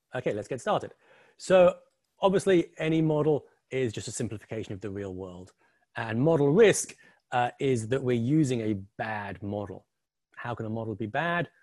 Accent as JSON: {"language": "English", "region": "England", "country": "United Kingdom", "also_born_or_lived": "New York area", "moved": "yes", "lives_now": "New York, United States", "said": "the funny accent, I'm currently sitting in the New York area, but obviously the funny accent and the picture behind me, I'm English, like Mr. Box"}